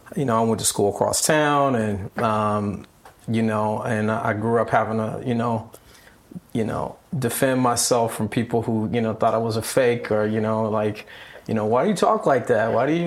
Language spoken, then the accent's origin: English; Long Beach, California, United States; I was born in Long Beach, California. Raised by my grandmother and my father.